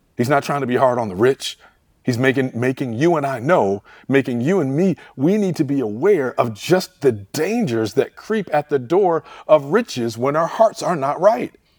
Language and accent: English; Detroit, Michigan, United States; I grew up in Detroit, Michigan